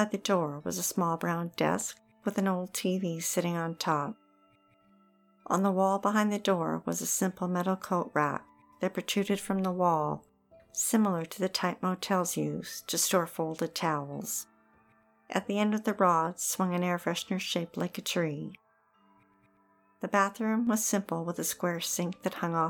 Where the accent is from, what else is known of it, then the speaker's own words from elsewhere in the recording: Okanagan, British Columbia, Canada; Growing up in the Okanagan, we spent many summers driving the highway between it and the lower mainland.